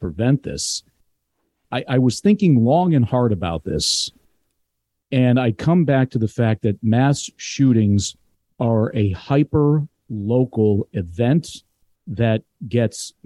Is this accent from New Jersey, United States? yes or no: no; Glenview, Illinois, United States; I grew up in Glenview